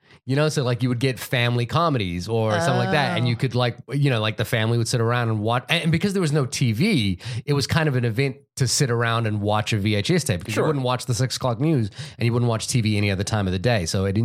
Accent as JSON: {"language": "English", "country": "Fiji", "tie": "born or raised there", "said": "I know the movie that got a lot of rotation when I was growing up in Fiji was Michael Jackson's Moonwalker."}